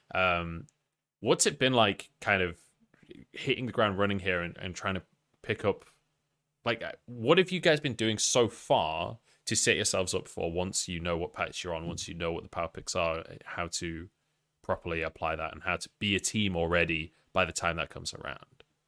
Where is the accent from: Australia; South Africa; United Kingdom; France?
United Kingdom; England; I was scared as an Englishman in Paris